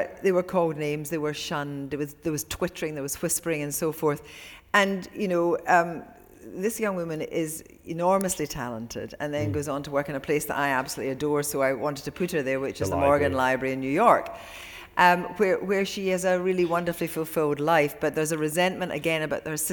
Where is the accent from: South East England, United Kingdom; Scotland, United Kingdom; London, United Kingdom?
Scotland, United Kingdom; Ayr; I went to school with Italian-Scottish girls when I was at school in Ayr